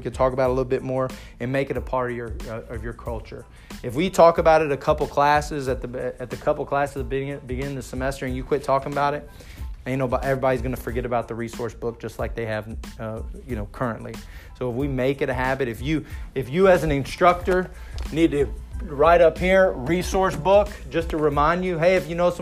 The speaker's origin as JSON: {"language": "English", "region": "Texas", "country": "United States", "said": "I'm from Texas."}